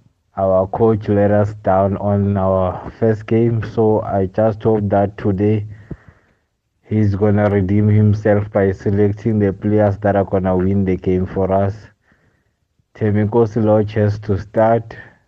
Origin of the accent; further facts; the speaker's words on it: Standerton, Mpumalanga, South Africa; now in Pretoria, South Africa; I'm in Pretoria, but I'm from Standerton in Mpumalanga.